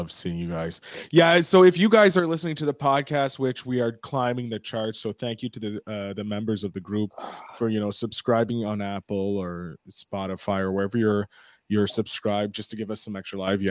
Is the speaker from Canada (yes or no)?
yes; Canada; I'm Canadian